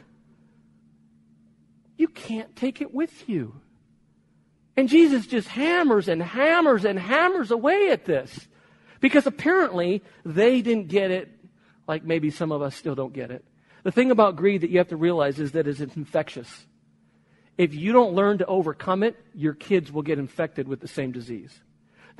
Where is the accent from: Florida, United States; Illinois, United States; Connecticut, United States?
Illinois, United States; Chicago; moved away; also born or lived in Spain; I was born in Chicago. I lived in Spain for 20 years, but born in Chicago, went back to Chicago to do my master's seminary degree there